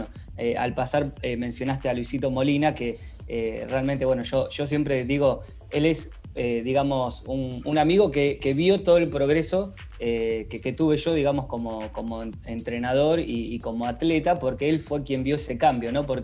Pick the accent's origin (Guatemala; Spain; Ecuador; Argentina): Argentina; Rojas, Buenos Aires Province; moved away as an adult; now in Junín, Argentina; yo soy de Rojas, de una ciudad muy cerca de acá de, Junín. A los 18 años me fui a vivir a Buenos Aires y hace 5 años que estoy viviendo acá en la ciudad de Junín.